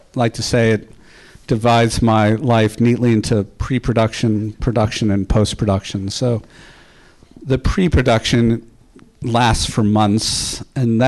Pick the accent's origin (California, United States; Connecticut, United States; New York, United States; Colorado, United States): New York, United States; New York City; I grew up in Park Slope in Brownstone.